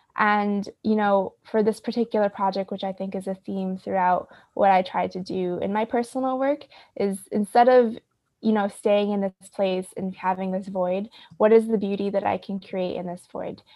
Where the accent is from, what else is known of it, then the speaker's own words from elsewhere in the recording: Rochester, New York, United States; I'm currently, uh, on Seneca land, uh, in my hometown in Rochester